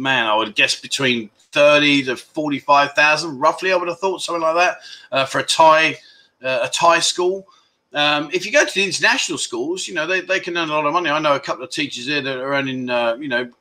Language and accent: English; London, United Kingdom; now in Pattaya, Thailand; I'm from London